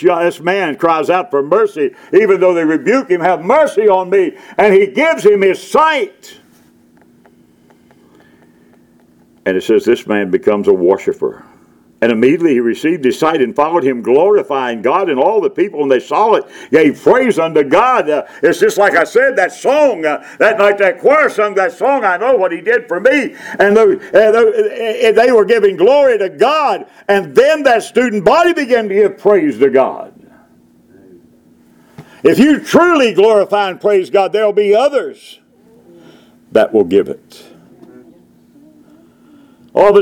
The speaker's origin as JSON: {"language": "English", "town": "Charleston", "region": "West Virginia", "country": "United States", "tie": "born or raised there", "said": "When I was growing up in Charleston, West Virginia area, they had beggars on the street"}